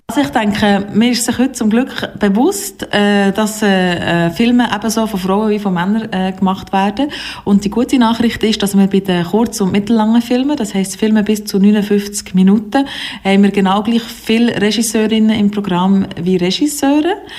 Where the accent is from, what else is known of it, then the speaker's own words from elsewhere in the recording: Biel, Bern, Switzerland; Ich bin aus Biel